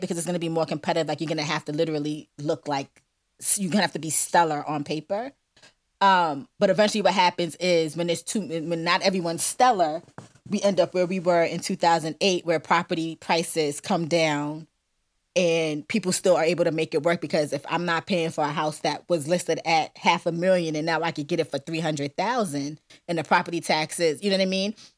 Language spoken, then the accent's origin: English; New York City, New York, United States; I'm a New Yorker